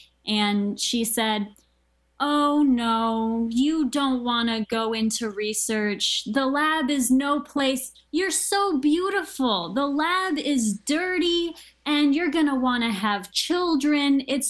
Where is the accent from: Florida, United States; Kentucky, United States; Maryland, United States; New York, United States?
Maryland, United States; I grew up in Maryland. I was right outside of the National Institutes of Health.